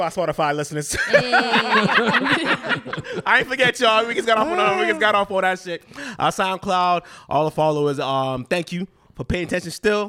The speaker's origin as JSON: {"language": "English", "country": "Nigeria", "said": "I'm Nigerian, but I'm a city. I'm a city boy."}